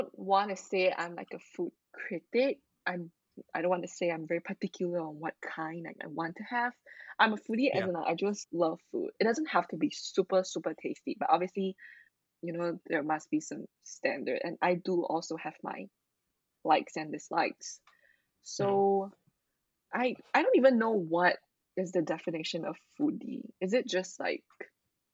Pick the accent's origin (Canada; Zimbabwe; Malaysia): Malaysia; Penang; now in Kuala Lumpur, Malaysia; Where I live right now is a city called Kuala Lumpur, but I was born in Penang. That's my hometown